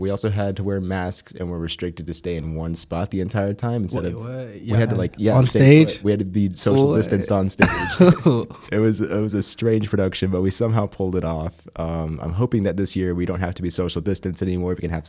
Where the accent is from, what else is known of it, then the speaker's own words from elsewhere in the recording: Canyon, Texas, United States; also born or lived in Happy, Texas; Yes, yeah, that's my hometown